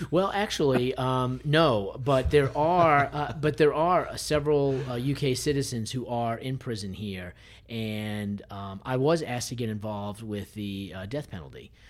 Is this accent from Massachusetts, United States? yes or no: yes; Massachusetts, United States; moved away as an adult; now in Nashville, United States; I'm originally from Massachusetts